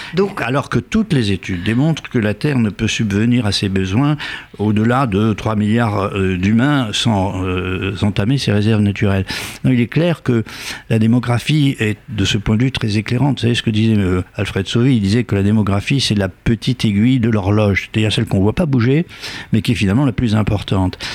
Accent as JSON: {"language": "French", "country": "Algeria", "tie": "born or raised there", "moved": "yes", "lives_now": "France", "said": "je suis né en Algérie"}